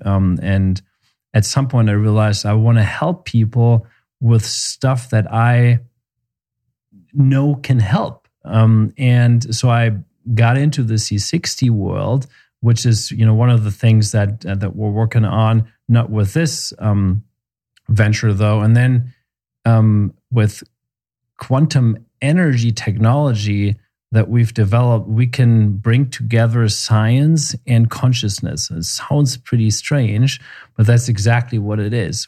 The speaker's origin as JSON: {"language": "English", "country": "Germany", "also_born_or_lived": "Seattle, United States / Memphis, United States", "moved": "yes", "lives_now": "Santa Fe, United States", "said": "I'm originally from Germany, and we moved to the U S a long time ago."}